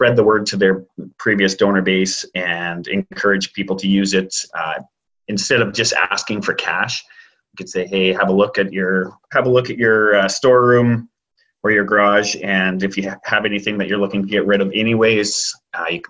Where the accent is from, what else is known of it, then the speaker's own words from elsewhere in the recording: Abbotsford, British Columbia, Canada; I grew up in Abbotsford and it's an extremely charitable city